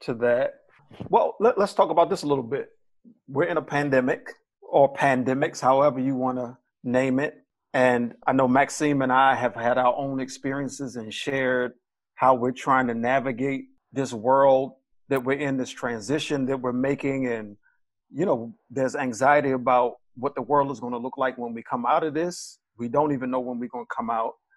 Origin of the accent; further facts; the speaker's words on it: Baltimore, Maryland, United States; I'm from Baltimore, Maryland